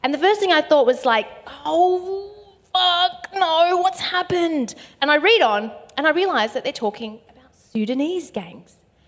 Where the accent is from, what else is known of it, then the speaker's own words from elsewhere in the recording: Bankstown, New South Wales, Australia; say Bankstown, because that is where I'm from.